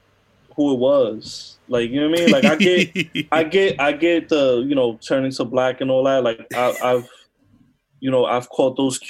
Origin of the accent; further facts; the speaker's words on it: New Jersey, United States; I'm from Jersey, so it's, like, I grew up around people like that.